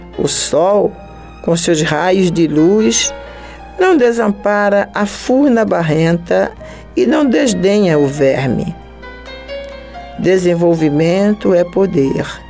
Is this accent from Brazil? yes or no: yes; Recife, Pernambuco, Brazil; moved away as an adult; also born or lived in Natal, Rio Grande do Norte; now in Rio de Janeiro, Brazil; Eu amo a cidade onde eu nasci, que é Natal, lá em Rio Grande do Norte. Amo Recife, onde eu passei a grande parte da minha infância, a grande parte, a minha adolescência, um pouco, né, o princípio da minha juventude